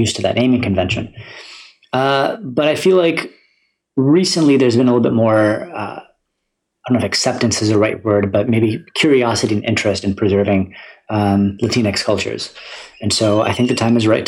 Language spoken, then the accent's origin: English; Syracuse, New York, United States; moved away as an adult; now in Boston, United States; I grew up in Syracuse, New York.